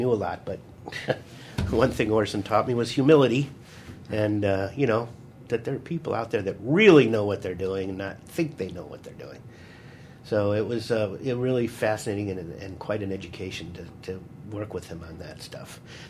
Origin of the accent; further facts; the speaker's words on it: Glencoe, Illinois, United States; my hometown. Oh, really? Glencoe, Illinois.